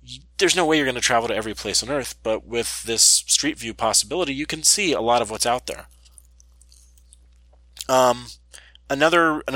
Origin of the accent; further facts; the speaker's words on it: United States; I'm from the United States.